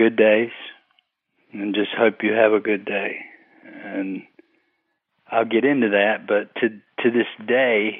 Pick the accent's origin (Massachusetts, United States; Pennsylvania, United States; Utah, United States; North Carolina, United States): North Carolina, United States; Fayetteville; born or raised there